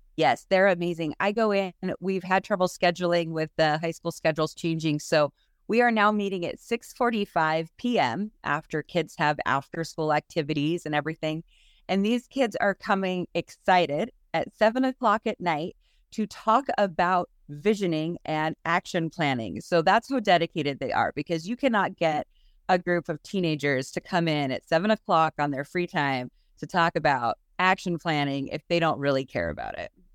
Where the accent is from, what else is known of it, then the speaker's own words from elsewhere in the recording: Salmon, Idaho, United States; I was born and raised here in Salmon